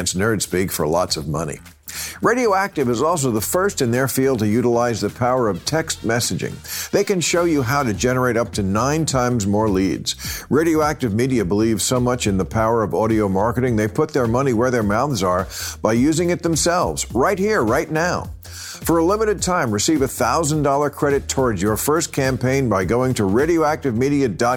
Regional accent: New Jersey, United States; I'm from New Jersey

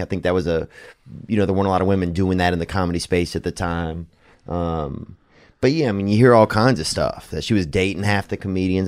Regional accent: the South, United States; I'm from the South

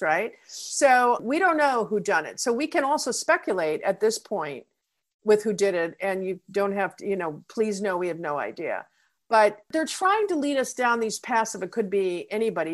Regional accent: New York City, New York, United States; I'm from New York City.

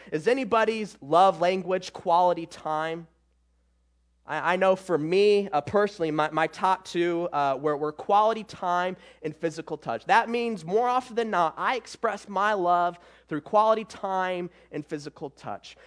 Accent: Michigan, United States; I'm from Michigan

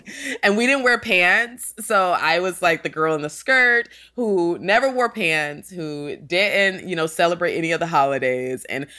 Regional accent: Sandy Springs, Georgia, United States; also born or lived in New Haven, Connecticut / North Carolina; And I am from Atlanta, Georgia, mostly Sandy Springs, Georgia. That's the suburbs. And I was born in New Haven, Connecticut. And we moved to North Carolina when I was younger.

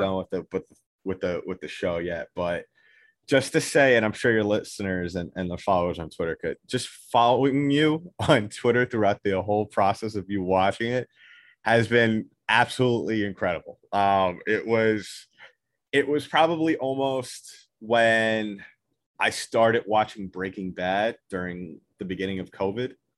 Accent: New York, United States; I am from New York

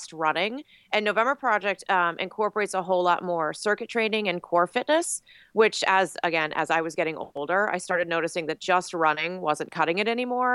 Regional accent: Massachusetts, United States; moved away as an adult; now in Philadelphia, United States; I'm originally from Massachusetts. So I lived there until I was 18 when I got out of high school before I went to college.

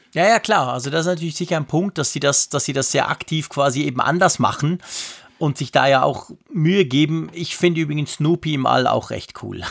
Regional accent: Switzerland; bei uns in der Schweiz

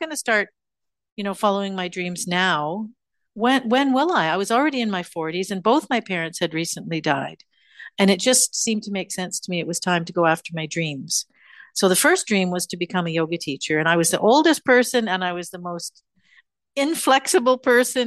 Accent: Canada; moved away as an adult; also born or lived in Tokyo; now in India; my home country of Canada

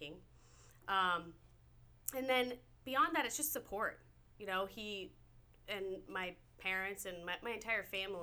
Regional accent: Nebraska, United States; I'm from Nebraska. There's not a lot of oceans where I come from

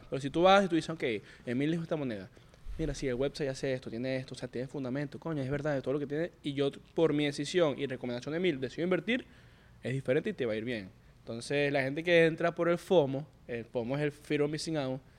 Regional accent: Venezuela; hermano, yo soy venezolano, hablo español y veo que ustedes todo lo que suben es en inglés

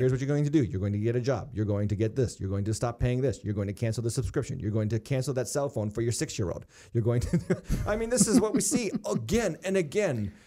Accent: United States

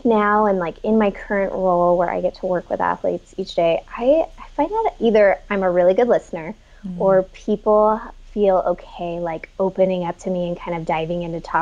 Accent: El Dorado Hills, California, United States; also born or lived in Folsom, California; I grew up in El Dorado Hills, kind of the outskirts

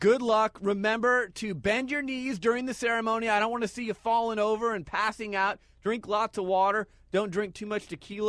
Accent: Phoenix, Arizona, United States; We're both from Phoenix, Arizona. You went to St. Mary's High School. I went to Brophy.

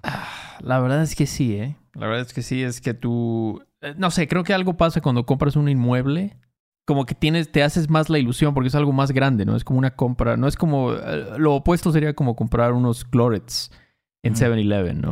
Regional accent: Veracruz, Mexico; Cuando éramos morros en Veracruz

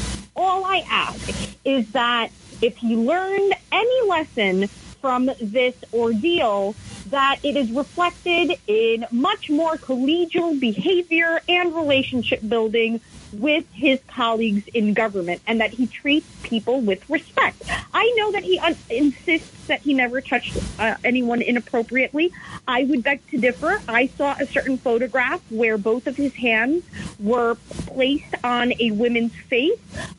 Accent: New York, United States; I've been feeling really embarrassed as a New Yorker

